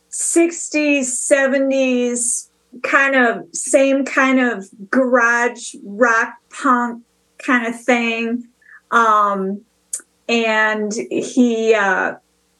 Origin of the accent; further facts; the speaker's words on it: Bayport, Minnesota, United States; also born or lived in New York; I'm from Bayport